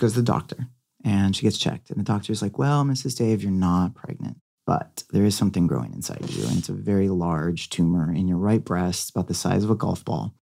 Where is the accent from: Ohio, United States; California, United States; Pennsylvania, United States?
California, United States; Beverly Hills; growing up in Catholic private school, going to Beverly Hills High